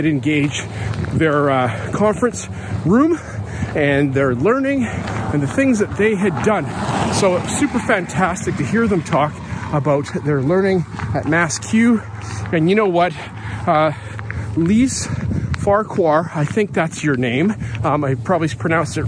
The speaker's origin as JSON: {"language": "English", "country": "Canada", "said": "I'm a Canadian. I'm here in British Columbia."}